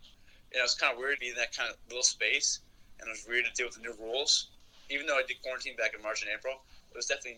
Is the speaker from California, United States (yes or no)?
no; New York City, New York, United States; now in Milwaukee, United States; sophomore, from New York City